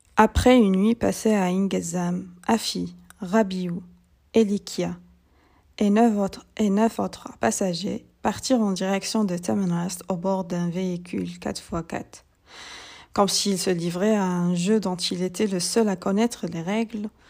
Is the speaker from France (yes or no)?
no; Algeria; je suis algérienne